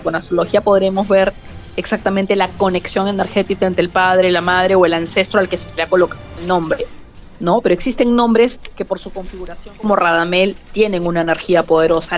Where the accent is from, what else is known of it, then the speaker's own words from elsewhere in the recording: Peru; En mi país